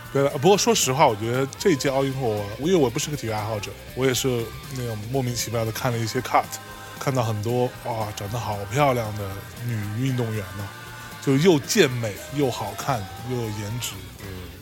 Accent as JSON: {"language": "Chinese", "town": "Lianyungang", "region": "Jiangsu", "country": "China", "tie": "born or raised there", "said": "我是在海边长大的"}